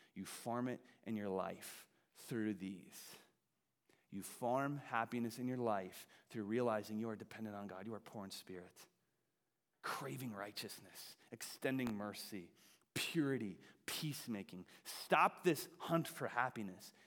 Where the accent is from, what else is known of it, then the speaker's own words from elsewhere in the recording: Wisconsin, United States; I grew up in Wisconsin, home of the hunters